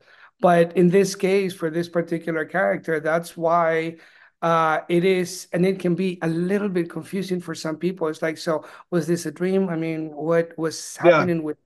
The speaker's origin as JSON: {"language": "English", "country": "Peru", "tie": "born or raised there", "moved": "yes", "lives_now": "Austin, United States", "said": "I was actually born and raised in Peru"}